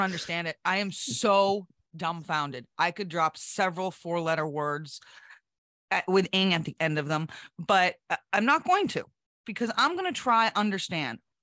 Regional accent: New Hampshire, United States; my home state of New Hampshire

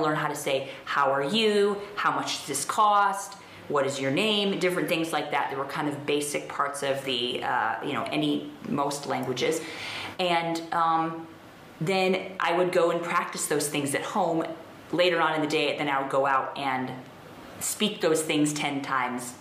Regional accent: United States; moved away as an adult; now in India; as an American

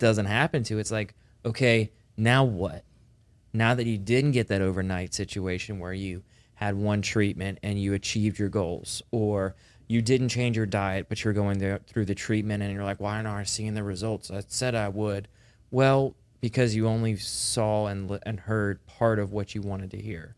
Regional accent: the South, United States; we're from the South

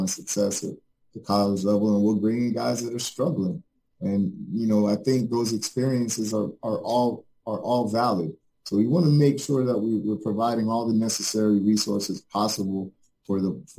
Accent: Jamaica; now in Fort Lauderdale, United States; I'm originally from Jamaica, a third world country

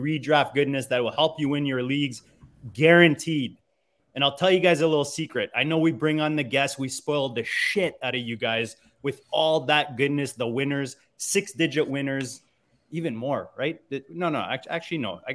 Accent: Canada; as a Canadian

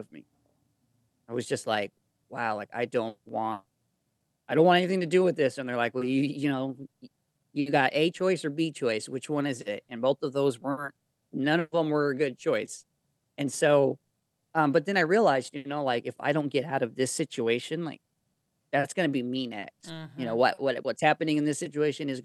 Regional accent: Arizona, United States; also born or lived in Mexico; I'm from Arizona

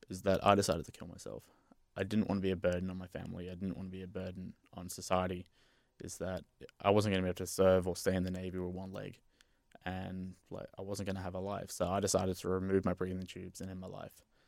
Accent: Brisbane, Queensland, Australia; moved away; also born or lived in Western Australia; I'm from Brisbane myself

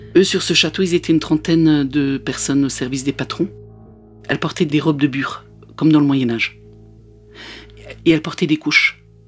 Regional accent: Alsace, near Strasbourg, Grand Est, France; moved away; j'ai grandi en Alsace, pas loin de Strasbourg

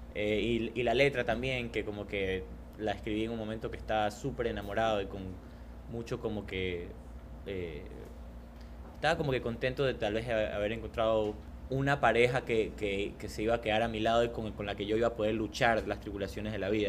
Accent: Guayaquil, Guayas, Ecuador; also born or lived in Canada; yo vengo de Guayaquil, una ciudad donde el punk, por ejemplo, tuvo un apogeo muy grande y, y creó como que justo estos movimientos y estos espacios culturales donde, eh, que tenían como que mucho valor eh, yo recuerdo mi infancia yendo a esos, a esos conciertos

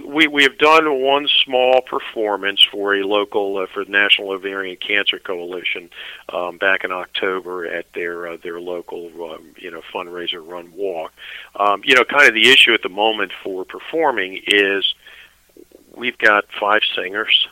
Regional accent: Annapolis, Maryland, United States; also born or lived in Severna Park, Maryland; I'm actually from Annapolis

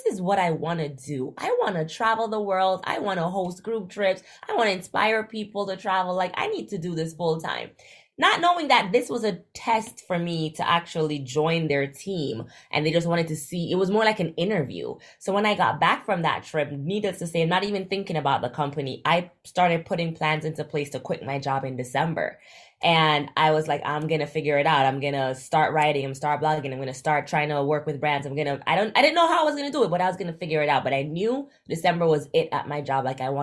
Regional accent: May Pen, Clarendon, Jamaica; moved away as an adult; also born or lived in Florida, United States / Miami, United States; I grew up in Jamaica, went to high school in Jamaica, moved to the U.S. Florida for college

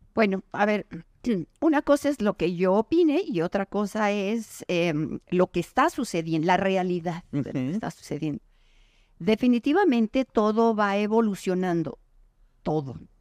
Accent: Mexico; soy mexicano

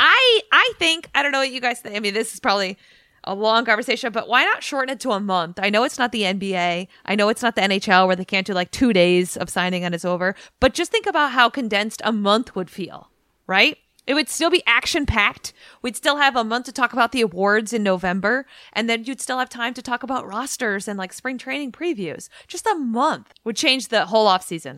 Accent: New England, United States; now in Washington, D.C., United States; I'm from New England

